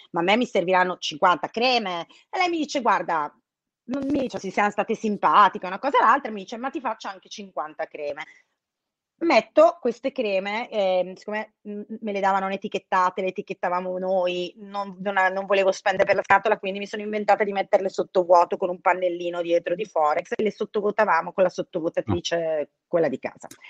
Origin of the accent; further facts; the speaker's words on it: Brescia, Lombardy, Italy; io sono di Brescia